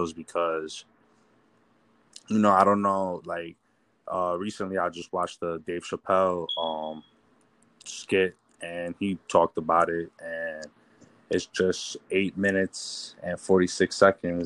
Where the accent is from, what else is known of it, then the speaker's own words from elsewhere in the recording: Haverstraw, New York, United States; I grew up in Havistro